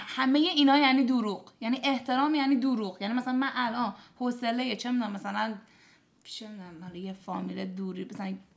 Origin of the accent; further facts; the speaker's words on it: Iran; also born or lived in Dubai, United Arab Emirates; 14 ساله که توی دبی و ایران بزرگ شدم تو کشور عربی و حالا مثلا ایران